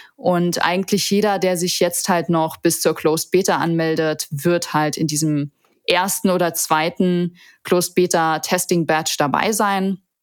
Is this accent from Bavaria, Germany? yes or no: no; Saarland, Germany; moved away as an adult; also born or lived in Seoul; now in Düsseldorf, Germany; Ich bin ursprünglich Saarländerin